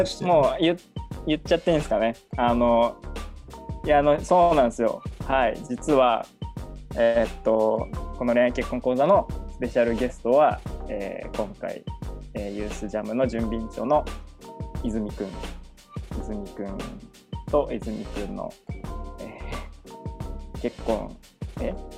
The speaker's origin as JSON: {"language": "Japanese", "town": "Narita", "region": "Chiba", "country": "Japan", "tie": "born or raised there", "said": "千葉県の成田市出身なんですけど"}